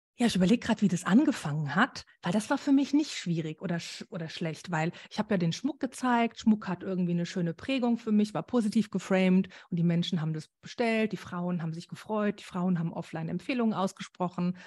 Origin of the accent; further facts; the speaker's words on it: Germany; bei uns in Deutschland